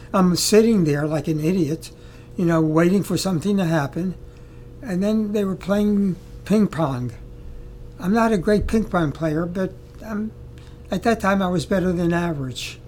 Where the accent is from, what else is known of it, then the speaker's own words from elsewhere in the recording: Baltimore, Maryland, United States; I come from Baltimore, Maryland. This was in the early 30s and 40s, early 40s, where there were no blacks in my community. I went to public school, junior high school, high school, called the Baltimore City College